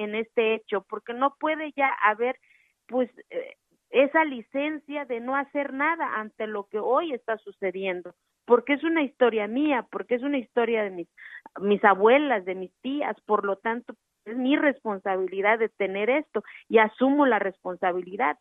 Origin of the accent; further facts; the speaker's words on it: Mexico; en mi país